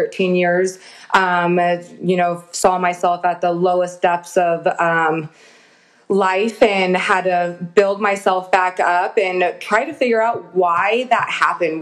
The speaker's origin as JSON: {"language": "English", "town": "San Diego", "region": "California", "country": "United States", "tie": "born or raised there", "said": "I grew up in San Diego, California"}